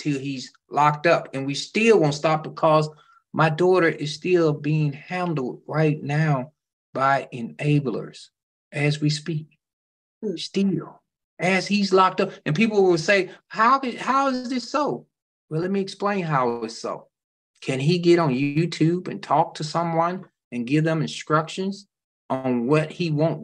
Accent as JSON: {"language": "English", "town": "Memphis", "region": "Tennessee", "country": "United States", "tie": "born or raised there", "said": "Memphis, which is my hometown"}